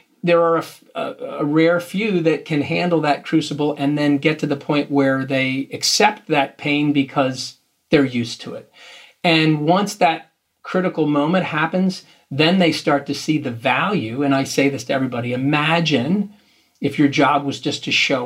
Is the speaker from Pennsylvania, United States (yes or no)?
yes; Philadelphia, Pennsylvania, United States; we're from Philadelphia, so we live in the shadow of the Big Apple